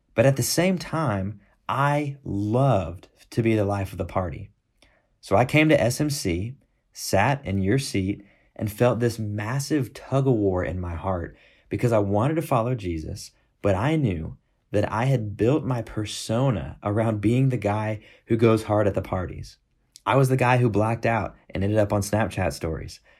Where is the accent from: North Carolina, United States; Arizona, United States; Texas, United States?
Texas, United States; Houston; moved away as an adult; also born or lived in Fayetteville, Arkansas; now in Tucson, United States; I grew up in Houston, Texas